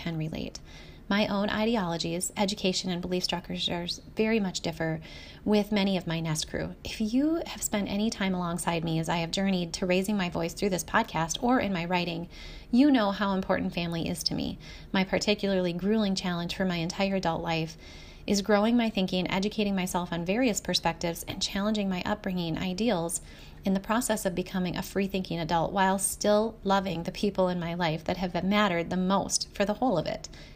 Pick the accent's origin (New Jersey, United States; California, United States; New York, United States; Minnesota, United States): Minnesota, United States; my home state of Minnesota